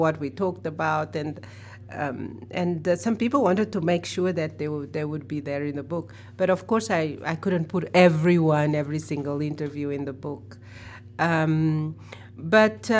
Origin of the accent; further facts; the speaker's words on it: Mozambique; now in New York City, United States; I'm not American, I'm from the South, I'm from Africa, and I'm from Mozambique